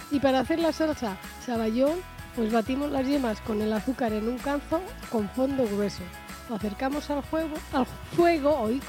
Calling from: Guardo, Castile and León, Spain; de Guardo

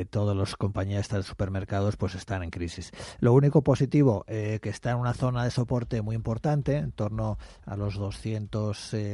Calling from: Madrid, Community of Madrid, Spain; Buenos días

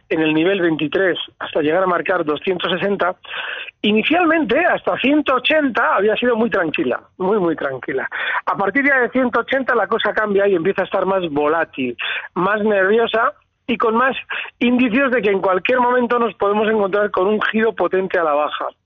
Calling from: Valencia, Valencian Community, Spain; Hola, buenos días. … de Valencia.

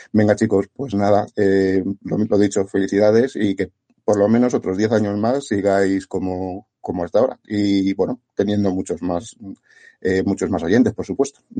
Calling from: Madrid, Community of Madrid, Spain; Hola, buenos días. Eh … de Madrid.

